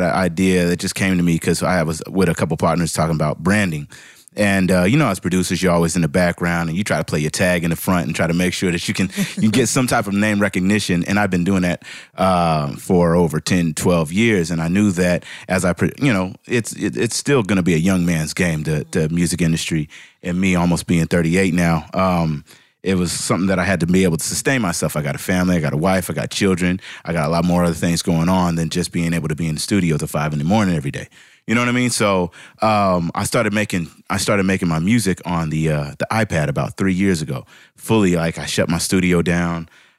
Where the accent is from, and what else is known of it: Seattle, Washington, United States; now in Atlanta, United States